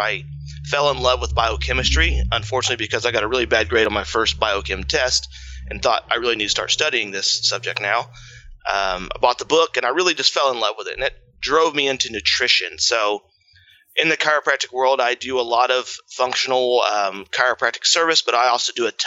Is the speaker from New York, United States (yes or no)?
no; Indiana, United States; now in Columbus, Indiana, United States; I'm a farmer from Indiana. Grew up raising my own food